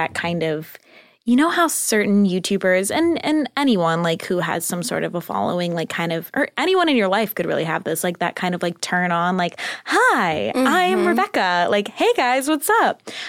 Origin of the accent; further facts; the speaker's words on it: California, United States; Orange County.